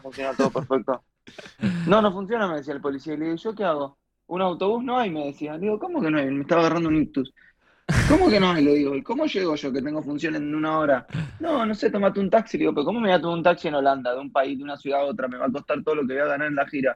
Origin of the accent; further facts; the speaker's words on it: Argentina; soy argentino